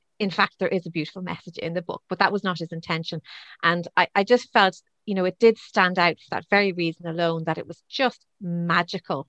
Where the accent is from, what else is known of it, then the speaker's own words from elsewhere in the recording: Dublin, Leinster, Ireland; moved away as an adult; also born or lived in Cavan / Wicklow; I was actually born in Cavan. I didn't spend long in Cavan, actually. I think my mum and dad got me out and moved me to Dublin, I think by the time I was about two or three. So my entire childhood was Dublin